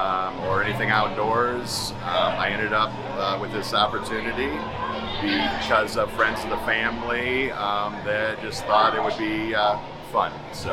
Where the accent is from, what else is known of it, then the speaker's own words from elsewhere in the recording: Minnesota, United States; I'm from Willerney, Minnesota. I'm 53.